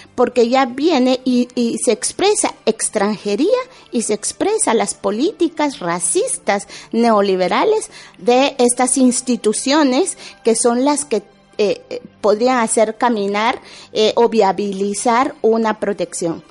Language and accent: Spanish; Guatemala; moved away as an adult; also born or lived in Basque Country, Spain; now in Spain; salí huyendo de mi pueblo